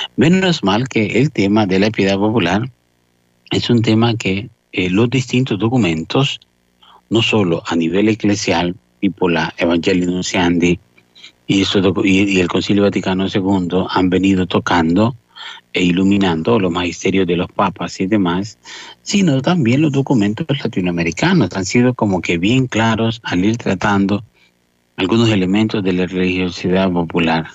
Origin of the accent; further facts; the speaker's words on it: El Salvador; las peregrinaciones que hacían desde desde mi pueblo hasta un santuario mariano que, que muy conocido, cerca el santuario justamente de la Virgen de Fátima, eh, que existe pues en Cojute, eh, que nosotros hacíamos